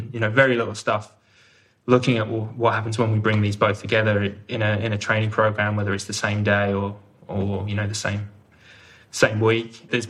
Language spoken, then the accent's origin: English; Leighton Buzzard, East of England, United Kingdom; now in Australia; Well, I'm originally from the UK. Hopefully you can still hear from my accent. I often get pulled up by friends and family that I'm sounding more Aussie every time I call home. But I'm from Leighton Buzzard in Bedfordshire